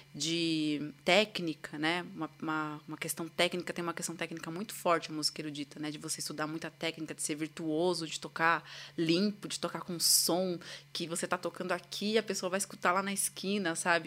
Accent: São Paulo, Brazil; eu sou de São Paulo, né? Nasci aqui. E desde criança eu tive uma educação musical

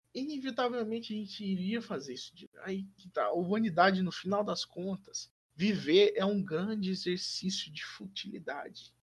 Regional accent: Brazil; first language Portuguese; Brasil sempre vai estar no meu coração, porque é onde eu cresci

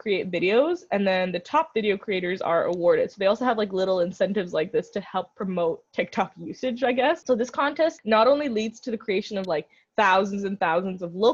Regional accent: India; as an Indian

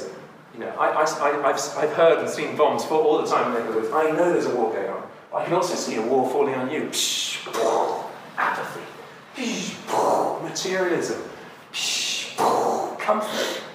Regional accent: United Kingdom; moved away; also born or lived in Burundi; I'm a Brit.

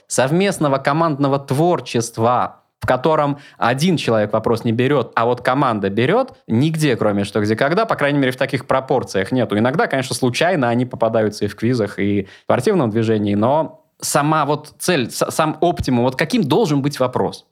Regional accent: Gatchina, Leningrad Oblast, Russia; я родился в Гатчине

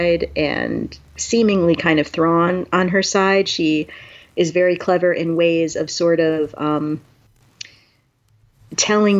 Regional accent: New York, United States; I'm from New York

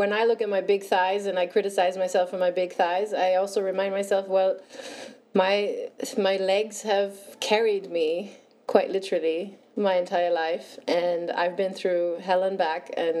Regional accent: Luxembourg; also born or lived in Copenhagen, Denmark; And then I moved back to Luxembourg

